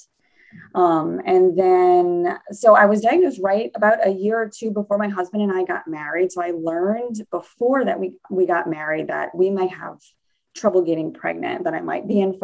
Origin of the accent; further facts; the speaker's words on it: New Orleans, Louisiana, United States; I grew up in New Orleans, Louisiana